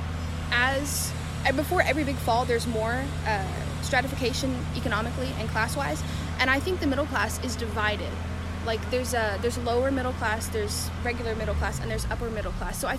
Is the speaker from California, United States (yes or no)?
no; Trinity, Texas, United States; I'm from Trinity, which is like 30-40 minutes away from here, so Huntsville-ish.